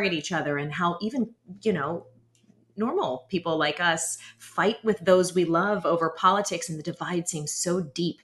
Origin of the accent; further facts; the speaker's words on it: United States; as an American